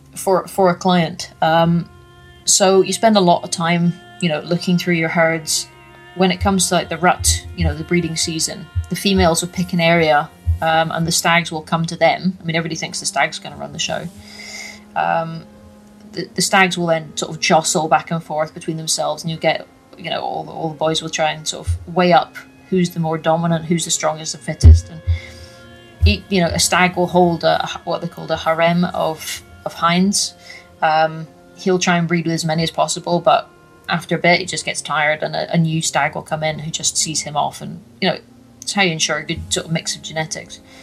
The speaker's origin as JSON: {"language": "English", "area": "Orkney", "region": "Scotland", "country": "United Kingdom", "tie": "born or raised there", "also_born_or_lived": "North Highlands", "moved": "yes", "said": "I grew up on Orkney, Ninemouth, North Coast. I moved down to the, to the North Highlands"}